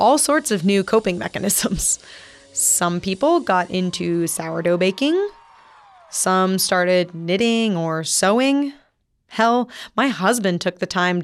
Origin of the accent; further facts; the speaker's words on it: Texas, United States; moved away as an adult; now in Midwest, United States; I'm obnoxiously Texan